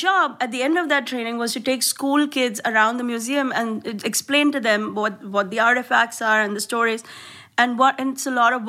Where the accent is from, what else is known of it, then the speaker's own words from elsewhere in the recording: India; moved away; I look Indian. Of course, I am Indian. I wear Indian clothes. I wear a bindi.